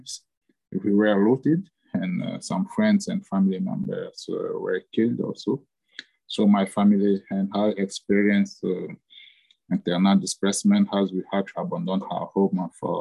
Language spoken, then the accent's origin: English; Central African Republic; moved away as an adult; now in Addis Ababa, Ethiopia; I'm proud to have grown in Central African Republic, to have studied there and to have started my working life there also.